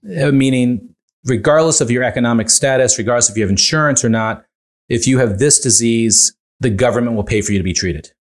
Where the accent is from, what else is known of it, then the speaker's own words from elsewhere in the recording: Northeast, United States; now in Montclair, New Jersey, United States; I grew up fairly poor in the Northeast